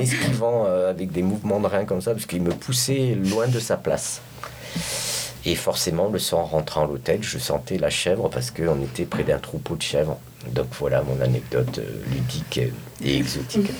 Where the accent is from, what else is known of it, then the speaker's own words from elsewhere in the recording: France; now in San Francisco, United States; je viens de France